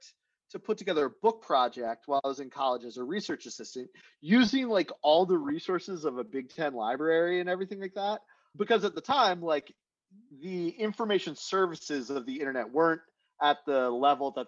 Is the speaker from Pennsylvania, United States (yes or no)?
yes; Chambersburg, Pennsylvania, United States; I'm from central Pennsylvania, a town near Gettysburg, Chambersburg.